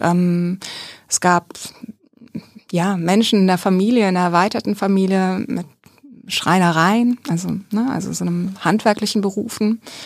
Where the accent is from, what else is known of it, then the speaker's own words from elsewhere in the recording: a village near Bad Kreuznach, Bingen, Mainz, Rhineland-Palatinate, Germany; also born or lived in Kaiserslautern; ich bin in einem Dorf aufgewachsen, in der Nähe von Bad Kreuz nach Bingen-Mainz, also Rheinland-Pfalz.